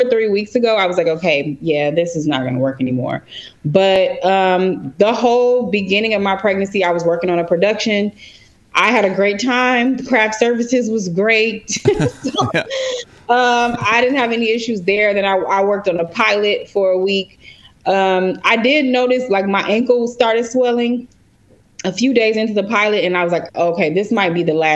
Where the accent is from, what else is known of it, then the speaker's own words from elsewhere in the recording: Chicago, Illinois, United States; moved away as an adult; now in Los Angeles, United States; I am originally from Chicago